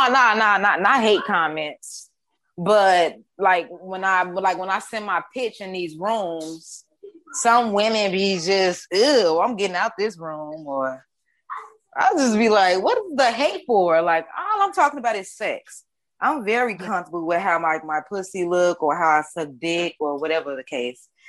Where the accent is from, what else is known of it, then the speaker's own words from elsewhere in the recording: Chicago, Illinois, United States; I am from Chicago, the East Side.